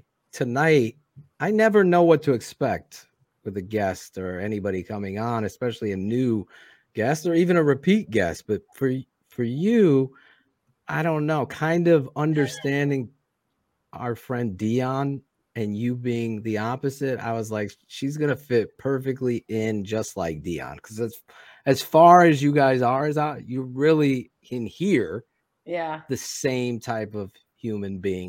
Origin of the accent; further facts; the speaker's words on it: Connecticut, United States; I'm from Connecticut